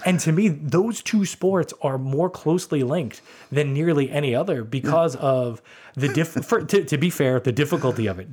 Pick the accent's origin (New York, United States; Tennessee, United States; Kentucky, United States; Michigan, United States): New York, United States; New York City; growing up in New York